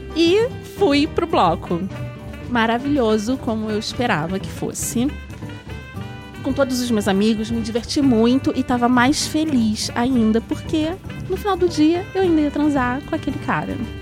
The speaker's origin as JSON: {"language": "Portuguese", "region": "Rio de Janeiro", "country": "Brazil", "said": "obviamente sou carioca"}